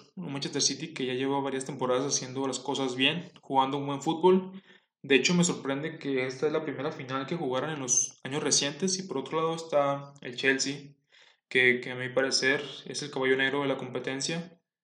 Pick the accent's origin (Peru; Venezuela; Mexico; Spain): Mexico; Comarca Lagunera; Soy de la comarca lagunera